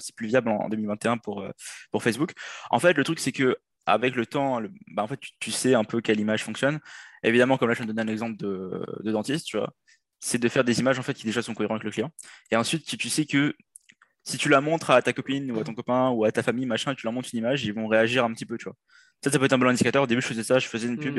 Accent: Réunion; moved away as an adult; now in Quebec, Canada; je viens de l'île de la Réunion

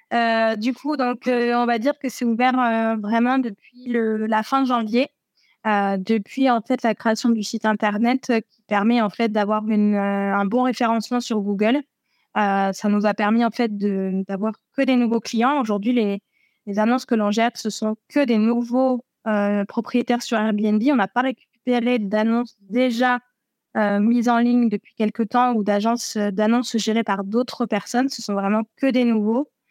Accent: Berry, Centre-Val de Loire, France; moved away as an adult; now in Tarbes, France; je suis originaire du Berry

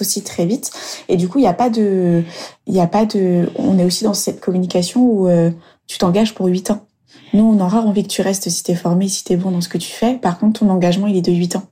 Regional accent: Burgundy, Bourgogne-Franche-Comté, France; moved away as an adult; also born or lived in Lyon / Toulon / Australia; je suis de retour dans ma région natale, euh, la Bourgogne

